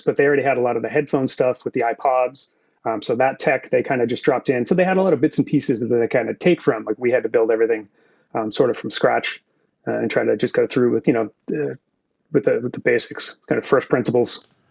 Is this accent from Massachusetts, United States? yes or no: yes; Massachusetts, United States; moved away as an adult; also born or lived in San Francisco, California; now in California, United States; born and raised in Massachusetts